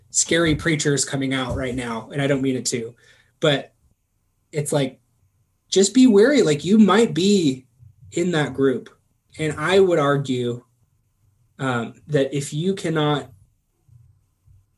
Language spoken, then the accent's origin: English; United States; I'm an American